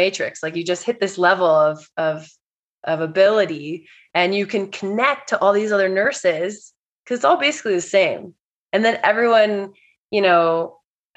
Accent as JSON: {"language": "English", "region": "California", "country": "United States", "also_born_or_lived": "New York", "moved": "yes", "said": "I'm originally from California"}